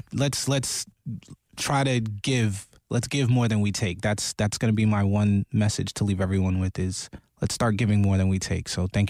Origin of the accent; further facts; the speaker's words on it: New York City, New York, United States; My hometown.